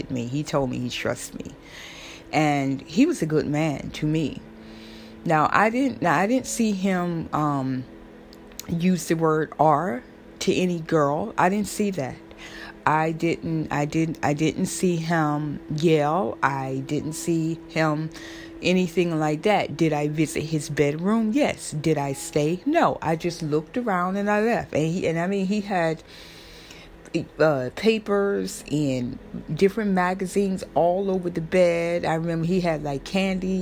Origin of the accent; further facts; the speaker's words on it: Florida, United States; now in New York, United States; I'm from Florida, but I live in New York right now